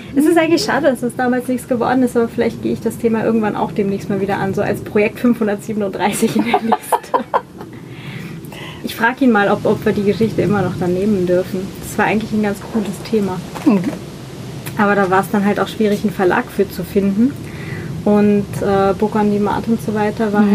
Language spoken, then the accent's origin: German; Northern Germany, Germany; now in Vienna, Austria; Ich komme aus Norddeutschland